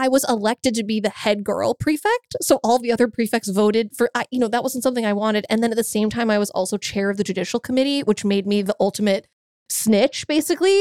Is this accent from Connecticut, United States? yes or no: yes; Greenwich, Connecticut, United States; hometown of Greenwich